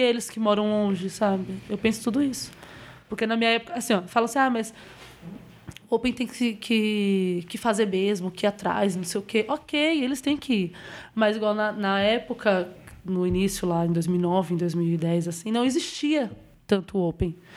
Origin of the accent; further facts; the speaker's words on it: Bahia, Brazil; now in São Paulo, Brazil; sou baiana